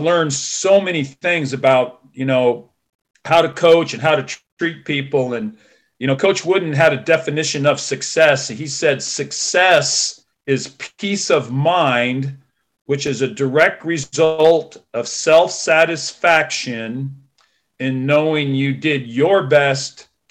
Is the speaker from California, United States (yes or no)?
yes; Santa Barbara County, California, United States; now in Vancouver, Washington, United States; I grew up in Santa Barbara County, California, about 11 miles from the beach